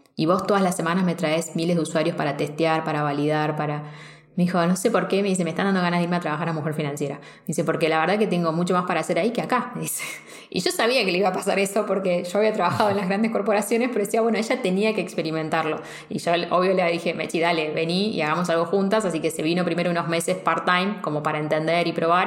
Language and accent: Spanish; Argentina; vengo de Argentina